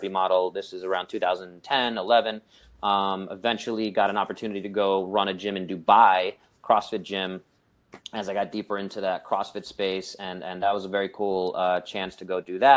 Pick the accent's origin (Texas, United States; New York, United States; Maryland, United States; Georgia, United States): New York, United States; New York City; I grew up in the Brooklyn, New York City.